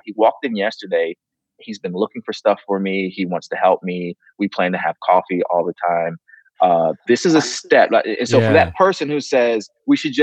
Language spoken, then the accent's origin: English; the North, United States; moved away; I'm from the North